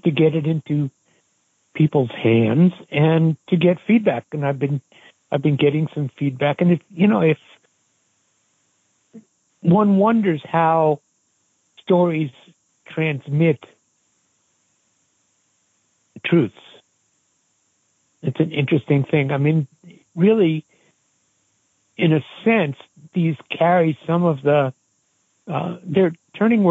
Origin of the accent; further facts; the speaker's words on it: Great Neck, New York, United States; moved away as an adult; also born or lived in Brooklyn, New York; Spent my first couple of years in Brooklyn, and then we moved out to Great Neck on Long Island. And that's where I lived